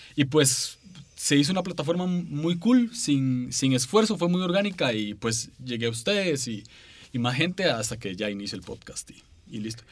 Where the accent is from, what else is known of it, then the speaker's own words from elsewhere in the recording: San José, Costa Rica; soy de San José, Costa Rica